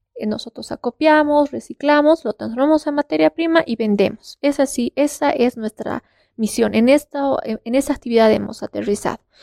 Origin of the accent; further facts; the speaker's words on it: Bolivia; en todo Bolivia o solamente acá en La Paz